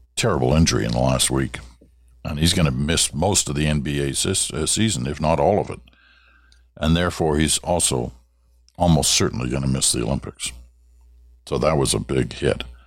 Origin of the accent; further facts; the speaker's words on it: Ottawa, Ontario, Canada; moved away; also born or lived in Regina / Toronto; Growing up in Ottawa